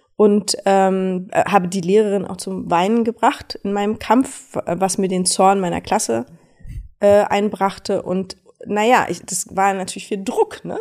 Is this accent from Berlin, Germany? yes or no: yes; Berlin, Germany; Berlin ist meine Heimat. Ich bin hier groß geworden